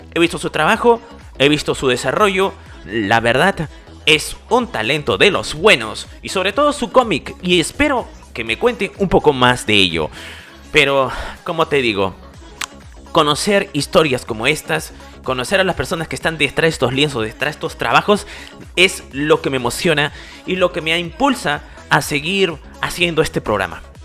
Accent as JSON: {"language": "Spanish", "country": "Peru", "said": "yo soy aquí de Perú"}